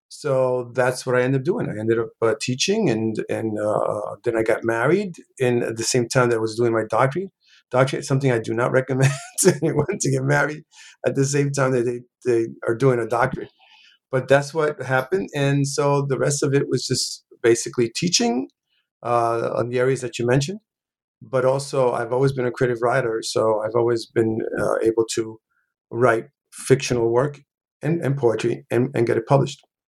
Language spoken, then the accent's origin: English; New York City, New York, United States; also born or lived in Puerto Rico; I pretty much uh, grew up in New York City, in the South Bronx specifically